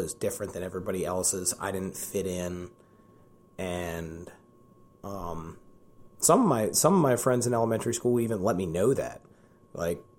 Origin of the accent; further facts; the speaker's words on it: Columbia, Maryland, United States; I'm born and raised in Columbia, Maryland